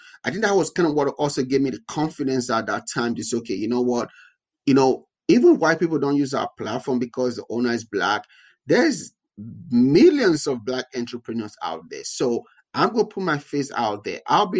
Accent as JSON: {"language": "English", "country": "Nigeria", "moved": "yes", "lives_now": "United States", "said": "being black in tech, having an accent in tech, being Nigerian in tech"}